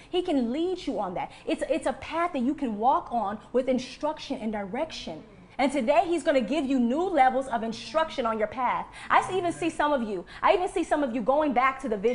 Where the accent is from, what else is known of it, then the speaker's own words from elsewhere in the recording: Texas, United States; I'm from Texas